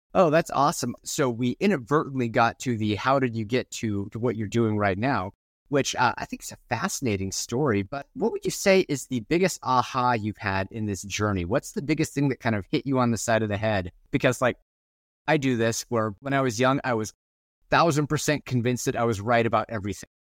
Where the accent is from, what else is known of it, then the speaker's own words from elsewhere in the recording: Gresham, Oregon, United States; I live in the Pacific Northwest, and I grew up in Gresham, which is right next to Hood River